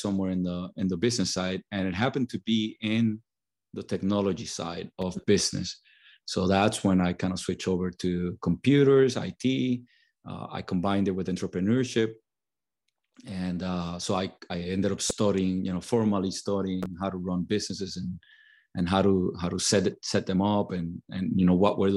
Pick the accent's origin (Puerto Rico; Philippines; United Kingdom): Puerto Rico; born or raised there